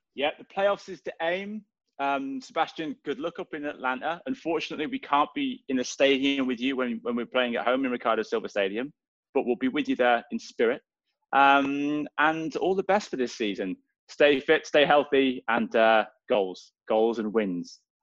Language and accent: English; Swansea, Wales, United Kingdom; moved away; I'm from Swansea in uh, back home